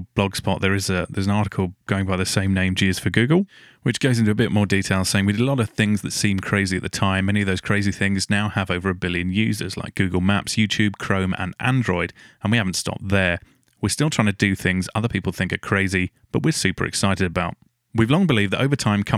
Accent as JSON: {"language": "English", "area": "Essex", "region": "East of England", "country": "United Kingdom", "moved": "yes", "said": "I'm from Essex originally, so that's kind of my neck of the woods"}